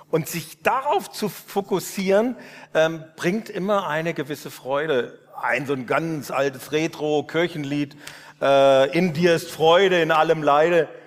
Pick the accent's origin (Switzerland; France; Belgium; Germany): Germany; Northern Germany; habe ich Ulrich äh, Giesekus, diesen Professor hier, erlebt und als Norddeutscher fand ich sowas von befremdend.